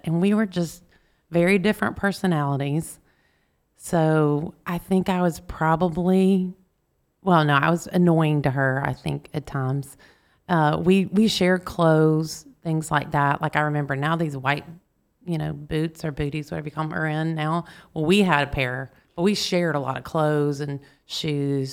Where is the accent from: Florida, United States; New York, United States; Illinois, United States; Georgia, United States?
Georgia, United States; Marietta; also born or lived in East Point, Georgia / Snellville, Georgia / Rome, Georgia; when I was three, we moved to Marietta, Georgia. So that's where I go Marietta Blue Devils. That's where I grew up.